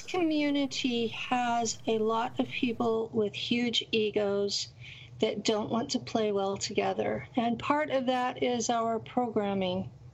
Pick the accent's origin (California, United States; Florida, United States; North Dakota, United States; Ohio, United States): California, United States; Tulare County; I lived in Tulare County, California, and it is a rural area that's completely based on farm labor